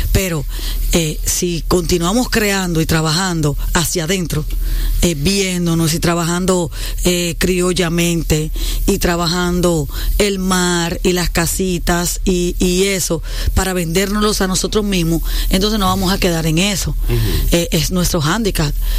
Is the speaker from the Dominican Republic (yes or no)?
yes; Dominican Republic; soy dominicana